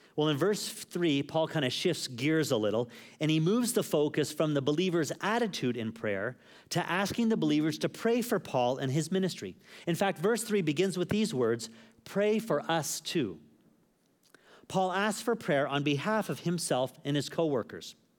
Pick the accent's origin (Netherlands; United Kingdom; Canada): Canada; moved away; also born or lived in Phuket; someone who's a Canadian